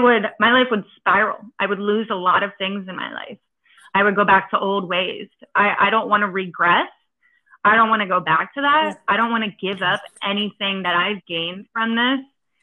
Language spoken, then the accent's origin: English; East Coast, United States; now I'm from the East Coast, and I lived through Hurricane Sandy and Hurricane Irene.